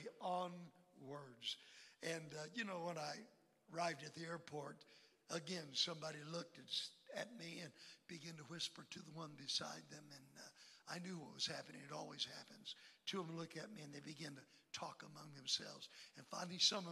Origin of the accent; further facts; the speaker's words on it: Electra, Texas, United States; I was born in Electra, Texas, on an oil lease